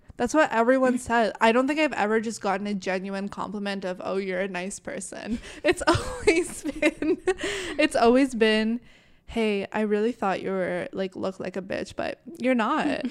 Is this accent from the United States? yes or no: no; Canada; I was born in Canada